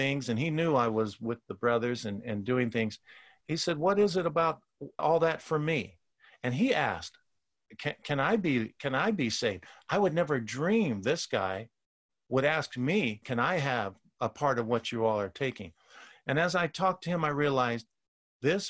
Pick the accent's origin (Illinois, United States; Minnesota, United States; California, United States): California, United States; Oakland; growing up in Oakland